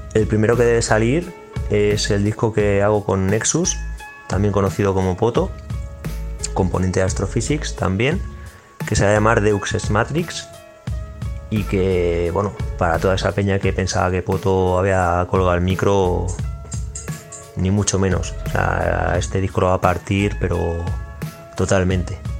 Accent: Puertollano, Castilla-La Mancha, Spain; soy independiente underground de Puerto Llano, al que represento y estoy súper orgulloso de pertenecer

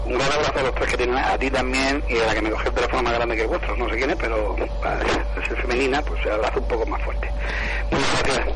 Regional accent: Spain; yo nací en Ciza

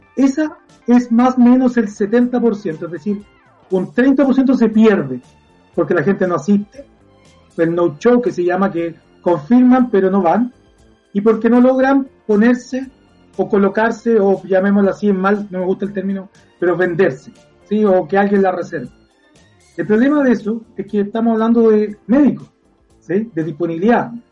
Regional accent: Viña del Mar, Valparaíso, Chile; Los que somos de Viña

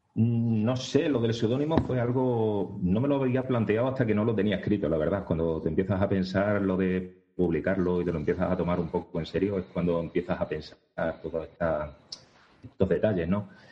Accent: Segura de León, Extremadura, Spain; yo soy de Segura de León

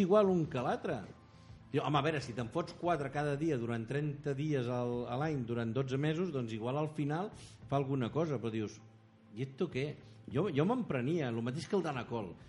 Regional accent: Figueres, Catalonia, Spain; pels que som de fora d'aquí, els que som de Figueres

